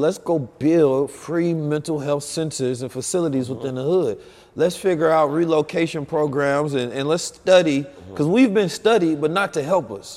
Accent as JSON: {"language": "English", "town": "Oakland", "region": "California", "country": "United States", "tie": "born or raised there", "also_born_or_lived": "St. Louis, Missouri", "said": "I was born in St. Louis, raised in Oakland"}